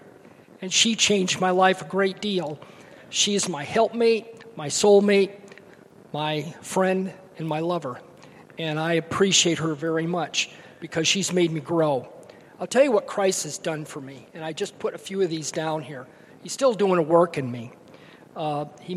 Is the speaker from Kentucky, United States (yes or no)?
no; Kalamazoo, Michigan, United States; I grew up in Kalamazoo, Michigan, wonderful parents